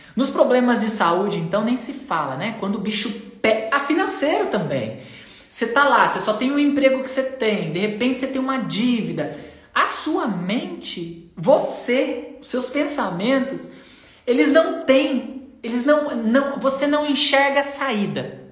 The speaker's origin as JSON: {"language": "Portuguese", "town": "Limeira", "region": "São Paulo", "country": "Brazil", "said": "eu sou de Limeira."}